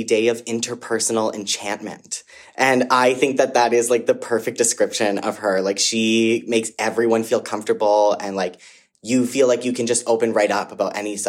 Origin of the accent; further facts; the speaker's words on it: Mississauga, Ontario, Canada; I am from Mississauga